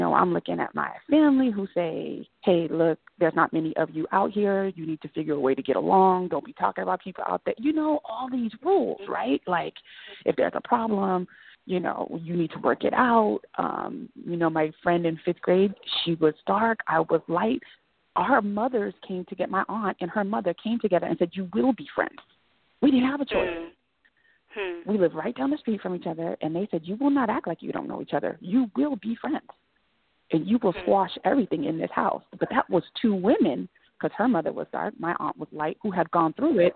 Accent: Manteca, California, United States; I grew up in Manteca, which is out in the Central Valley

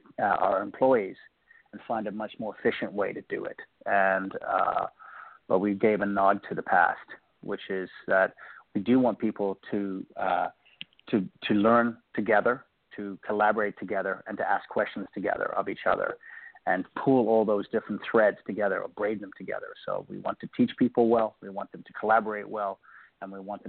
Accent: Cape Town, Western Cape, South Africa; now in Bay Area, United States; If you can hear my accent, I grew up in a country called South Africa, Cape Town, and then my family emigrated to the United States. I live in the Bay Area

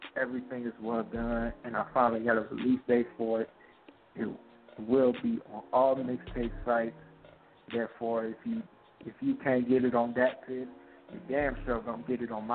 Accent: Michigan, United States; my state, my home state, it finally recognized real music when it hit them in the face. And I got invited to Henry Ford College to be on the radio interview, and finally got played in the state of Michigan

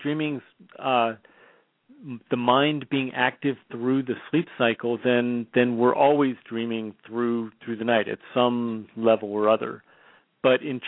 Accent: Bay Area, California, United States; now in Portland, United States; I'm born and raised in the Bay Area, but living in Portland, Oregon now

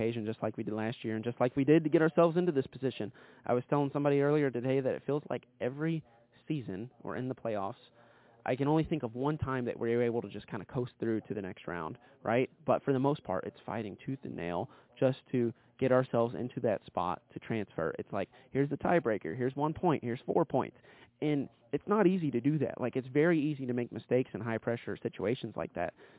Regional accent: Kentucky, United States; I'm from Kentucky

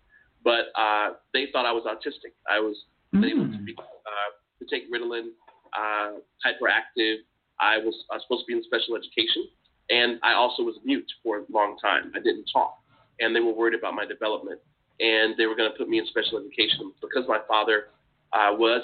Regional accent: Augusta, Georgia, United States; moved away as an adult; also born or lived in Washington, D.C.; I grew up in Georgia, in Augusta

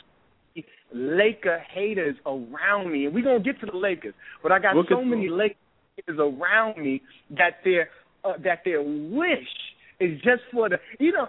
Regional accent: New York City, New York, United States; I'm born and raised in New York City

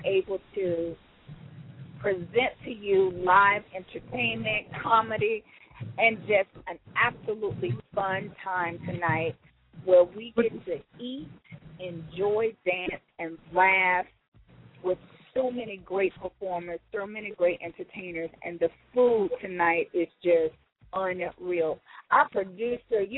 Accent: the South, United States; also born or lived in Atlanta, Georgia; growing up in the South

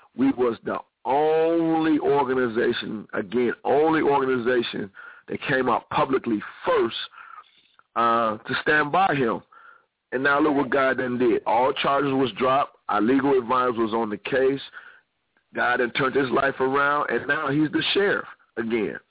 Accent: Ohio, United States; I'm originally from Ohio.

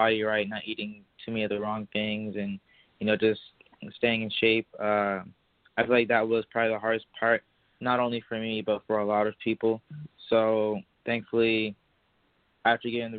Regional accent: Michigan, United States; I'm from Michigan

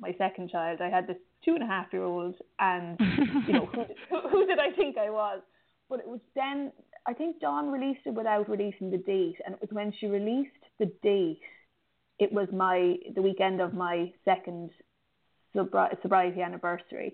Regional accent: Ireland; I'm from Ireland and it rains a lot here

